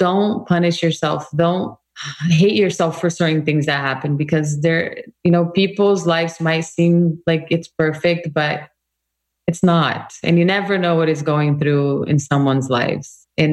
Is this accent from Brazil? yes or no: yes; Brazil; moved away as an adult; now in United States; I come from Brazil, a very multicultural country